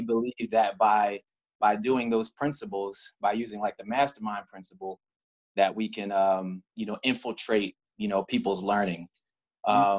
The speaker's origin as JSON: {"language": "English", "town": "Cockeysville", "region": "Maryland", "country": "United States", "said": "I am from Baltimore County, specifically, if you know the area. I'm from a little town called Cockeysville"}